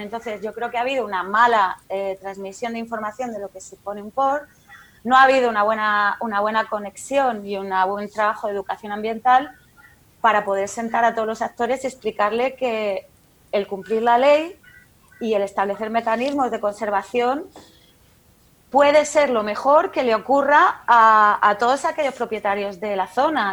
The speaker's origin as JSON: {"language": "Spanish", "region": "Region of Murcia", "country": "Spain", "said": "como murciana"}